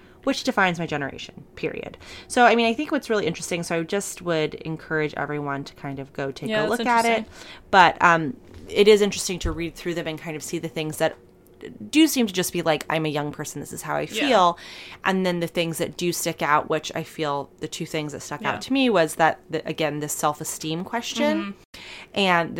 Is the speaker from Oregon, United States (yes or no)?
no; Michigan, United States; Many of my friends from my hometown in Michigan are burgeoning members of the alt-right.